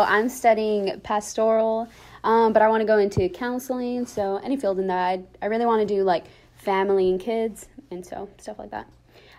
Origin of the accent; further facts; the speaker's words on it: Yakima, Washington, United States; I'm 21. I'm actually from Yakima, Washington